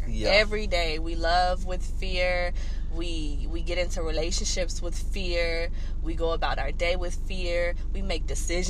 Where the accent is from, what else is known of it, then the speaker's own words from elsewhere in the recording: Fayetteville, North Carolina, United States; even though I'm from Fayetteville.